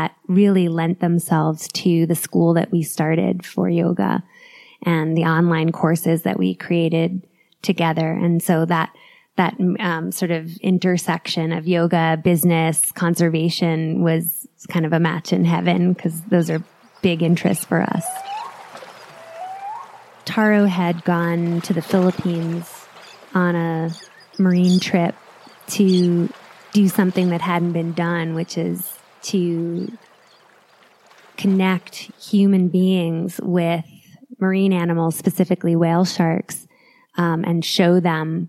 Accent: New York City, New York, United States; moved away as an adult; now in Boulder, United States; I'm a New Yorker through and through

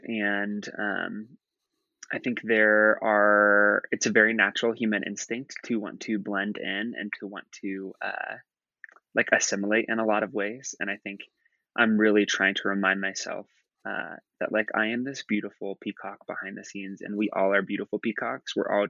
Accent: Midwest, United States; that I have learned through and through growing up in the Midwest in rural America to fit in.

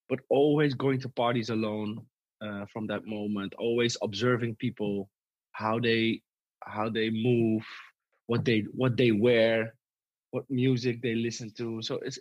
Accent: Amsterdam, North Holland, Netherlands; I live in the West. I was brought up in the West. I live in the West right now.

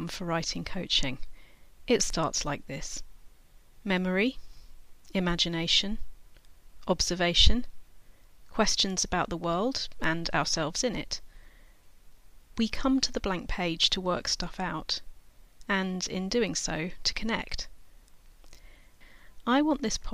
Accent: England, United Kingdom; also born or lived in California, United States; when she and I came back to England from California, where I was born

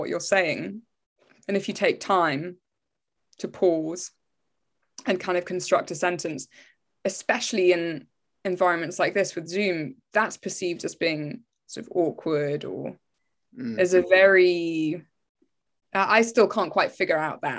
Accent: England, United Kingdom; being English

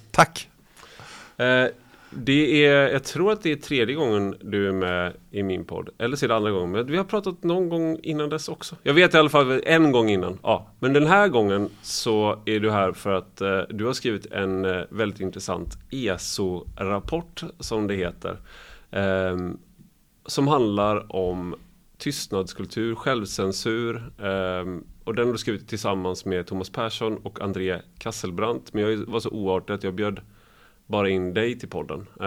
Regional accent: Gothenburg, Västra Götaland, Sweden; ja, jag är från Göteborg också.

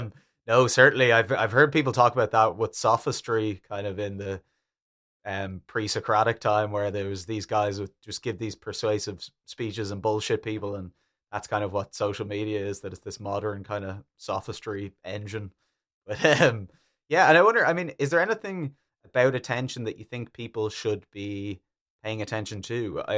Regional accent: Germany; I'm from Germany.

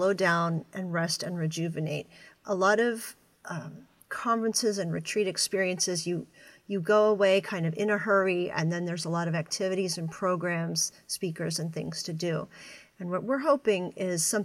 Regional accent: Pennsylvania, United States; I'm from Pennsylvania and an Eastern United States person

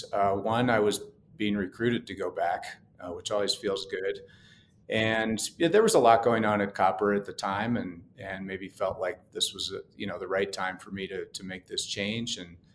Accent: Clifton Park, New York, United States; now in Sun Valley, United States; So I grew up in a town called Clifton Park, which is about 20 minutes north of Albany, New York. So a little bit south of the Adirondacks. And I did grow up in a skiing family

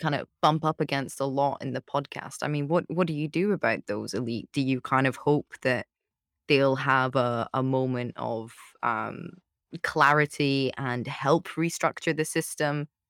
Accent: United Kingdom; as a Brit

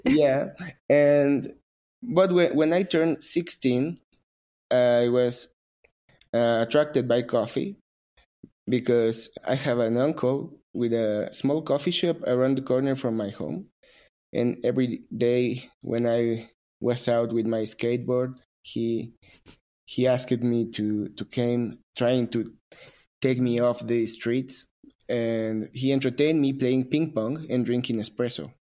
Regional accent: Mexico; I am a barista from Mexico

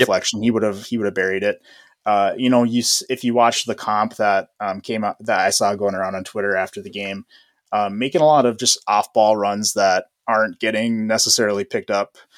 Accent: Midwest, United States; I'm from the Midwest

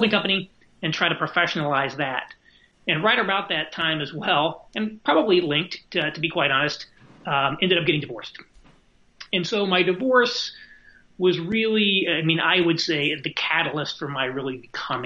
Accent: Indiana, United States; moved away as an adult; also born or lived in New York City; now in Indianapolis, United States; we actually just moved back to Indianapolis. We're both from Indiana, close to the family, in December

